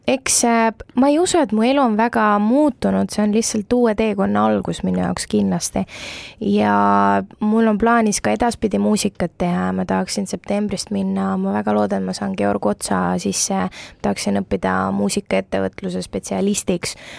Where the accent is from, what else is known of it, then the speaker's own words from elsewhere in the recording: Tallinn, Harju County, Estonia; ma olen Tallinnast pärit